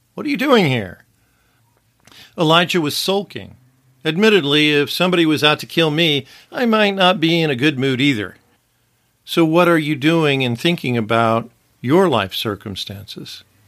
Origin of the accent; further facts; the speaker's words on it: Wichita, Kansas, United States; now in Los Angeles, United States; I may have been born in Wichita, Kansas, and may have an address in Los Angeles, California